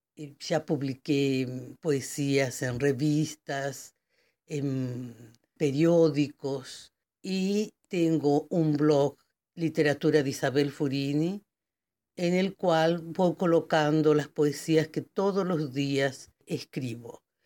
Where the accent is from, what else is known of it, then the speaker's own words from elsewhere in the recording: Argentina; now in Brazil; Soy argentina, pero hace muchos años que vivo en Brasil